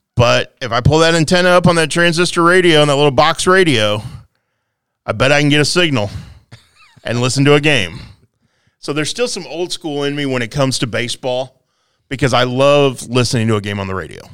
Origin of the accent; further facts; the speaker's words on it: Quincy, Illinois, United States; I grew up here in Quincy